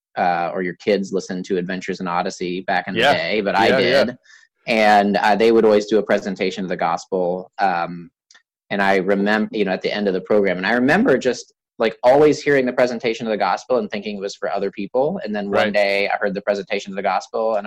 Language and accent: English; a small town in Wisconsin, United States; also born or lived in Columbus; when I was in third grade, my dad got a job transfer to a small town in Wisconsin